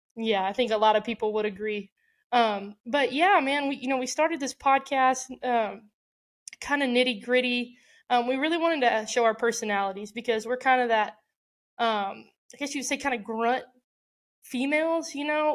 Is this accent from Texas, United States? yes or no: yes; Houston, Texas, United States; my hometown